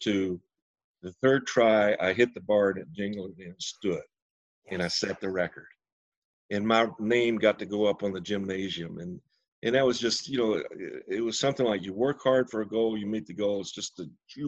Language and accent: English; Tennessee, United States; moved away as an adult; also born or lived in California; I grew up here in Tennessee